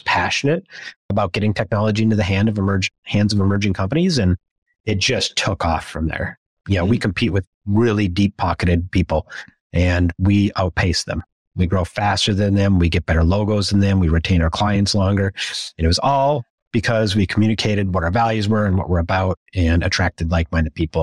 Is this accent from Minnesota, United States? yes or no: yes; Minnesota, United States; As a Midwesterner growing up in Minnesota